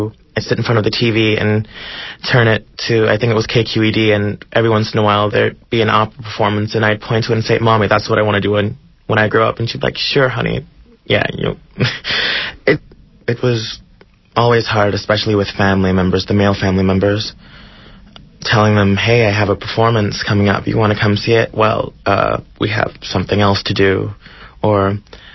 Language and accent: English; Oakland, California, United States; I'm 16 years old, and I'm from Oakland, California